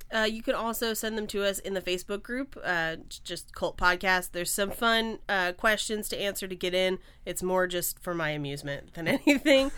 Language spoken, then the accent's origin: English; Bay Area, California, United States; now in Los Angeles, United States; I grew up in the Bay Area